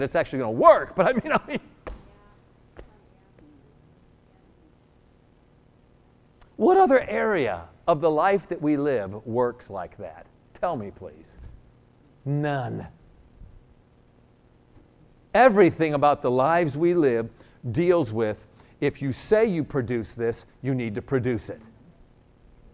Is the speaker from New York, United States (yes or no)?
yes; New York, United States; I'm a New Yorker